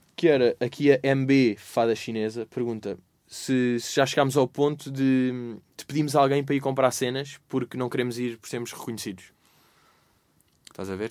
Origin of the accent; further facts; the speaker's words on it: Lisbon, Portugal; eu nasci no, uh, e vivi no Restelo